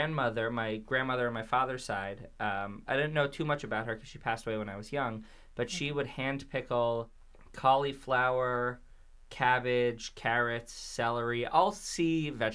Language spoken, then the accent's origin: English; New York City, New York, United States; also born or lived in Manhasset, Long Island; I'm from Bayside, Queens, born and raised. Well, I was born in Manhasset, Long Island. That was the hospital I was born in. But they drove me from that hospital right to my parents' house. Or apartment back then